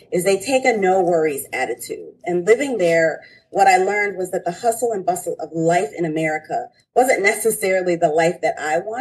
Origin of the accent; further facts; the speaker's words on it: Detroit, Michigan, United States; I'm from Detroit